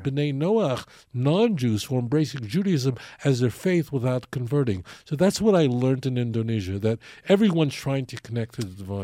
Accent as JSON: {"language": "English", "town": "New York City", "region": "New York", "country": "United States", "tie": "born or raised there", "moved": "as an adult", "lives_now": "Israel", "said": "I grew up in Brooklyn in Borough Park"}